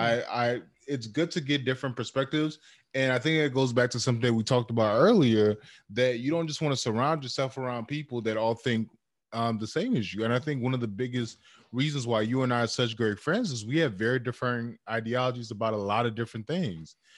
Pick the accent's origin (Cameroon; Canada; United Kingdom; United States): Cameroon; moved away; my home country, uh, uh, Cameroon